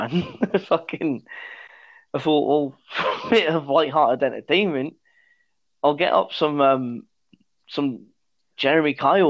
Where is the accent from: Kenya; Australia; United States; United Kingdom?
United Kingdom; East Midlands; We're from the East Midlands.